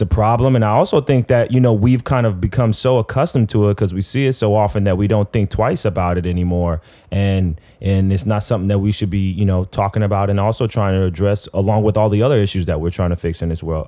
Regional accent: Las Vegas, Nevada, United States; I'm from Vegas

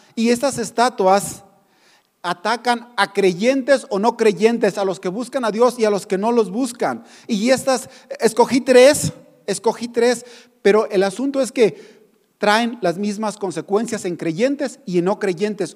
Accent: Mexico; nosotros como mexicanos

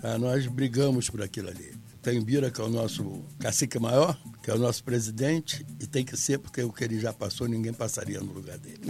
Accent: Rio de Janeiro, Brazil; Eu sou nascido e criado em Ramos

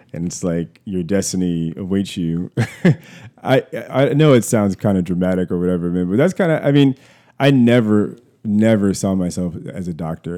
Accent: Columbia, Maryland, United States; I was born in Columbia, Maryland. Columbia is a, a suburb of Baltimore

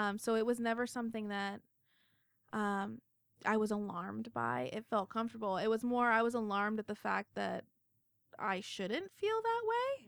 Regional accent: United States; I'm the American

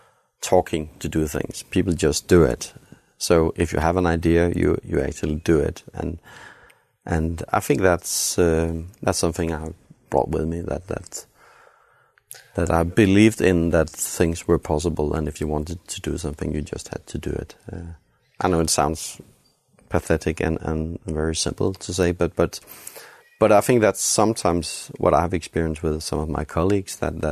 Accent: Herning, Central Denmark Region, Denmark; I have to tell you, I grew up in Herning, in the middle of Jutland.

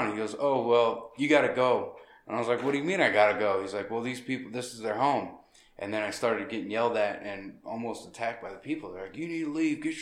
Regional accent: Anchorage, Alaska, United States; born there; No, I was born in Anchorage.

